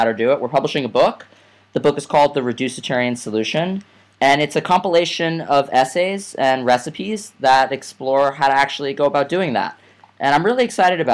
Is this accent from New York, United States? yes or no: yes; New York City, New York, United States; I grew up in Staten Island, New York, which is not the most progressive of places